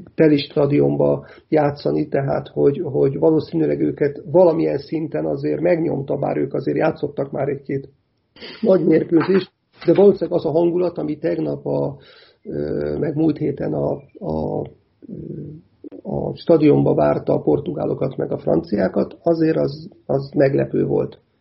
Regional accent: Hungary; én ugye akkor is magyar vagyok, ha nyerünk, meg akkor is magyar vagyok, ha, ha vesztünk

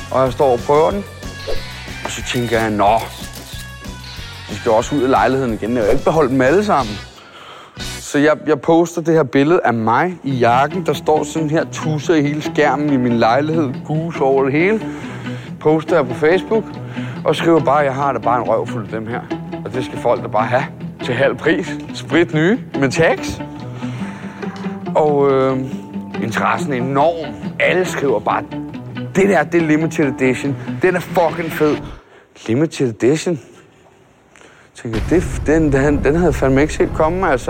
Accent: Amager, Capital Region of Denmark, Denmark; Jeg er, jeg er fra Amager. Jeg er Danmarks dårligste kriminelle.

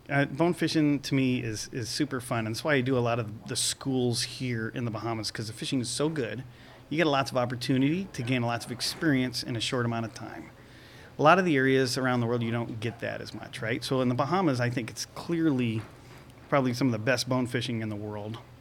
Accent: Venice, Florida, United States; I grew up in Venice, Florida, on the west coast and near the intercoastal waterway

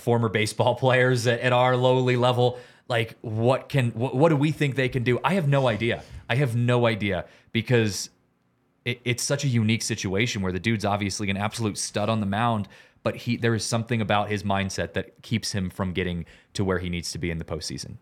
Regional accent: Seattle, Washington, United States; growing up in Seattle

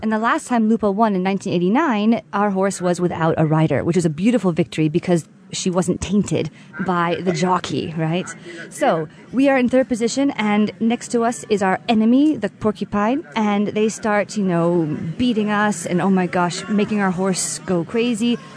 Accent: United States; now in Siena, Italy; I am American, but I, I was adopted into this Contrada

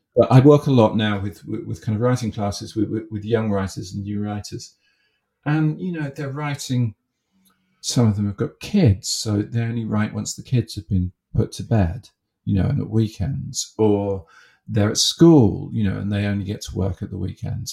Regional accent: Haywards Heath, South East England, United Kingdom; I grew up in in Haywards Heath

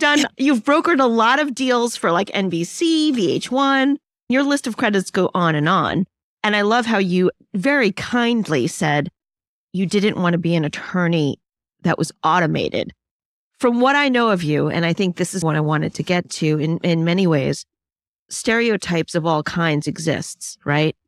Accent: New York City, New York, United States; I'm Chinese and, and I grew up in the boroughs of New York

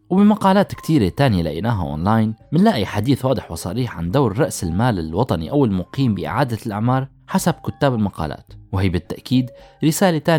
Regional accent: Syria

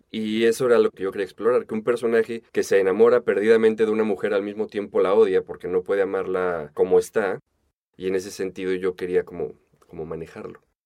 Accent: Mexico; como mexicano el tono de Rulfo tan cantarín se te pega en tres patadas

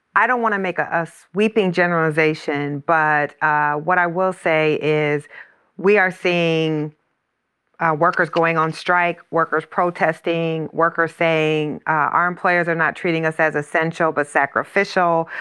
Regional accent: Iowa, United States; the plant uh, in my hometown is in Iowa

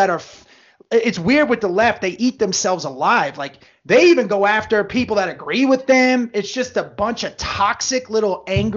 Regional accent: New Jersey, United States; also born or lived in West Virginia; we grew up in Jersey

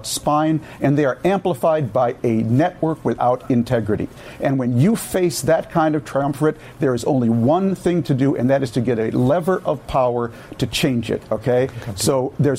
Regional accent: Minnesota, United States; I grew up in Minnesota in a Jewish community exactly like Squirrel Hill

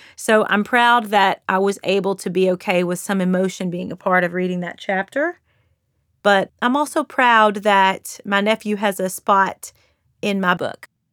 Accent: Kentucky, United States; accent: Southern, Kentucky; I have a bit of a Southern accent. I'm from Kentucky.

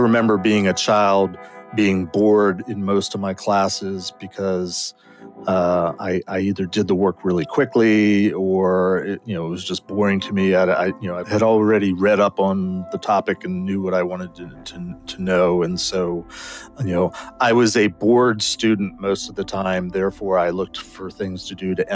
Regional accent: Maryland, United States; I was born and raised in Maryland

